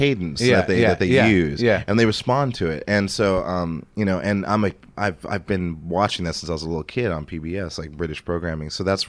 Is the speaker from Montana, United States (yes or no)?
yes; Montana, United States; moved away; I grew up in Montana.